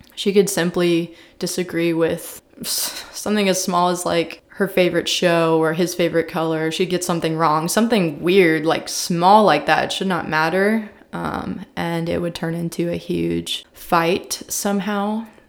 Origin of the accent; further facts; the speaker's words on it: Columbia, Missouri, United States; I was raised in Columbia, Missouri, small little liberal town in the middle of Missouri